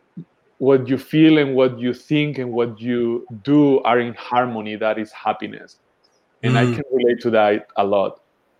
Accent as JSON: {"language": "English", "region": "southern Spain", "country": "Spain", "tie": "born or raised there", "said": "I'm growing up in a hippie community in the south of Spain. That's where I was born in Spain."}